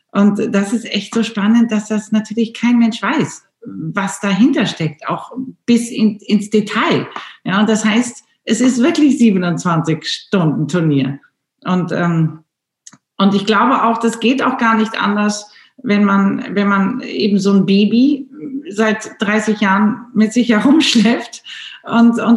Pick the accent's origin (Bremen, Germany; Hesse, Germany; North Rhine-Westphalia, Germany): North Rhine-Westphalia, Germany; Wocklum; Ich bin ja in Bocklum in dem Schloss äh, groß geworden an der Seite meines Vaters